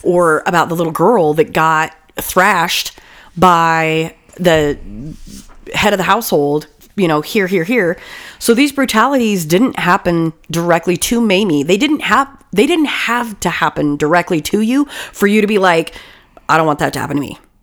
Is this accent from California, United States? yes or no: yes; California, United States; we grew up in California